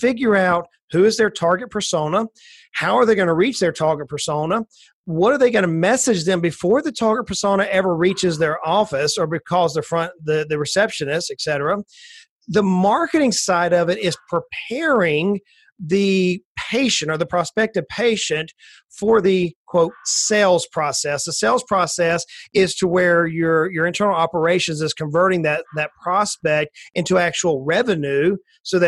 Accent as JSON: {"language": "English", "region": "South Georgia", "country": "United States", "tie": "born or raised there", "said": "I grew up in South Georgia. I'm an old country boy that grew up on the swamps of near the Atlantic Ocean, just north of Florida by a little bit"}